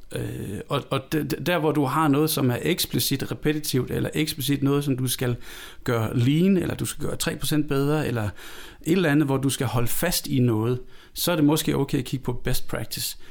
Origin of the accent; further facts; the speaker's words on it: Denmark; now in Copenhagen, Denmark; Jeg er født i Jylland. Jeg flyttet til København for... Jeg har boet i København flere år, end jeg har boet i Jylland.